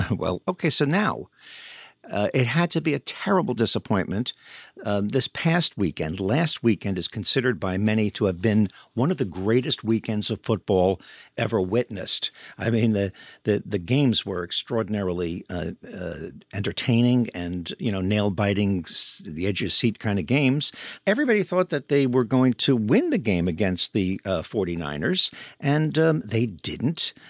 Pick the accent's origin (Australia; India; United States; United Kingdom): United States; Long Island, New York; When I was a kid growing up in New York